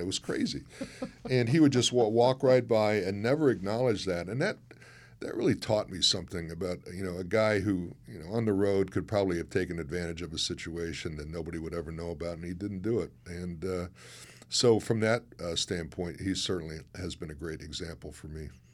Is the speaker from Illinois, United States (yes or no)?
yes; Chicago, Illinois, United States; moved away; I'm from Chicago